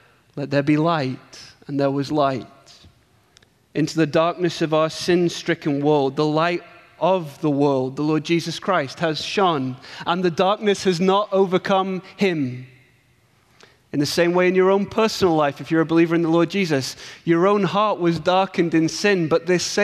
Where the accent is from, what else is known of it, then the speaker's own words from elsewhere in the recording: England, United Kingdom; accent: English; my English accent